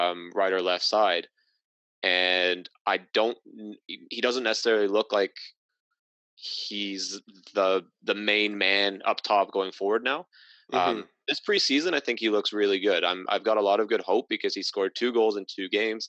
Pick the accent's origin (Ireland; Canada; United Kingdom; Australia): United Kingdom; Welsh, Wales; being Welsh